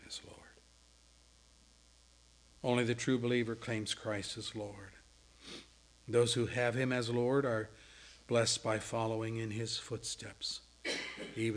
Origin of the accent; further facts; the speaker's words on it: Williamsport, Pennsylvania, United States; moved away; I used to work for a chemical company in Williamsport, my hometown.